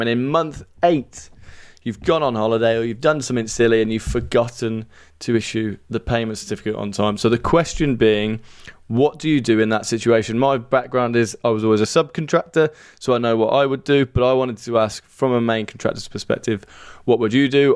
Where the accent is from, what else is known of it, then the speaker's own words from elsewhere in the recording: Birmingham, West Midlands, United Kingdom; accent: Brummie; Despite my Brummie accent, I have dual nationality to both the U K and Ireland